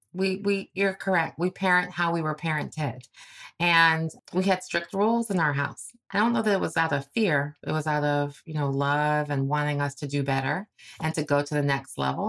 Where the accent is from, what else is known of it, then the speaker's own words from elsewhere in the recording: Cleveland, Ohio, United States; I'm from Cleveland, Ohio, you know, sort of a paycheck to paycheck type of family